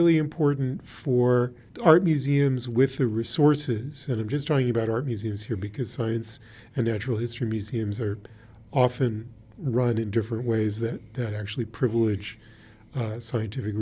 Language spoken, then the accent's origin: English; Washington, District of Columbia, United States; I grew up in Washington, D.C., and the first museum that I really got to know as a museum was the National Gallery